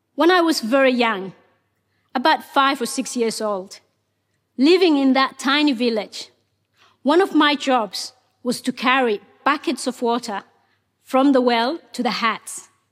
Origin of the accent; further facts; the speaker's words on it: Mogadishu, Banaadir, Somalia; English is a second language; moved away as an adult; also born or lived in Ethiopia / Kenya; now in Australia; Ethiopia forced us to move to Somalia's capital, Mogadishu.